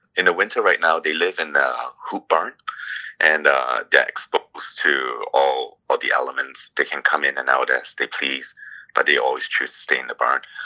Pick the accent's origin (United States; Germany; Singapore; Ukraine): Singapore; also born or lived in Toronto, Canada; now in Ontario, Canada; originally, I came from Singapore